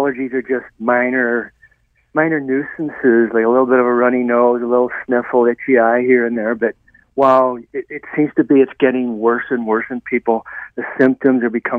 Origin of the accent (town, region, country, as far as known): Ireland; born or raised there